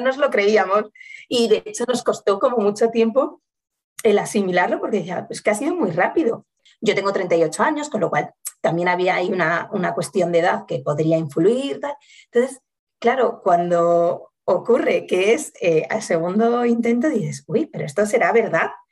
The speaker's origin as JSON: {"language": "Spanish", "town": "Salamanca", "region": "Castile and León", "country": "Spain", "moved": "as an adult", "lives_now": "Madrid, Spain", "said": "yo soy de Salamanca, pero llevo viviendo en Madrid eh, como 13 años"}